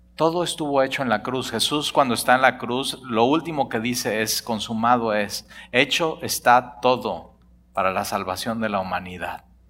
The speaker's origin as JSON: {"language": "Spanish", "country": "Mexico", "said": "los que somos de México nos llamamos mexicanos"}